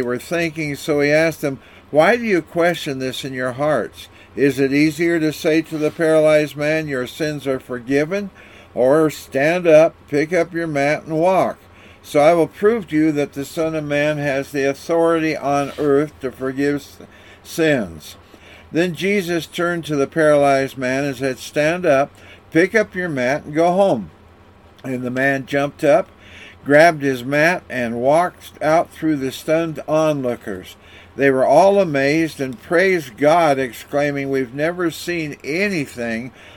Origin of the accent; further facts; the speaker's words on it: Walla Walla, Washington, United States; When I was growing up in Walla Walla, Washington